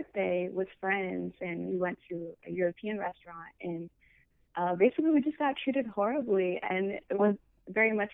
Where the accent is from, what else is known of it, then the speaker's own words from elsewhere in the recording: Windsor, Ontario, Canada; moved away as an adult; also born or lived in Michigan / Toronto; I'm from Canada. I'm Ethiopian, but I was born in Canada and raised there. But I was born in a city, funny enough, that is right on the border to the state, right next to Detroit.